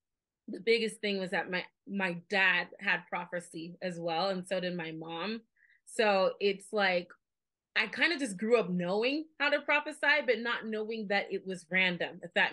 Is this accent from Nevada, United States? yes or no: yes; Las Vegas, Nevada, United States; I'm from born and raised in Las Vegas, Nevada